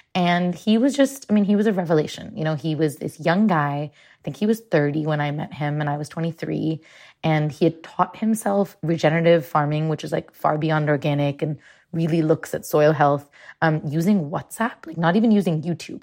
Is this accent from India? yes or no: yes; Mumbai, Maharashtra, India; I grew up in Mumbai